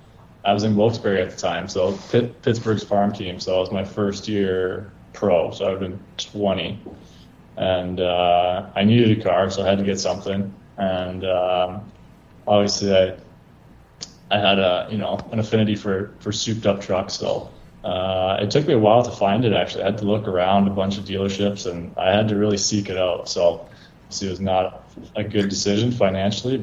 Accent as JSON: {"language": "English", "town": "Thunder Bay", "region": "Ontario", "country": "Canada", "tie": "born or raised there", "said": "Growing up in Thunder Bay, it's kind of one of those places where there's more trucks and cars on the road"}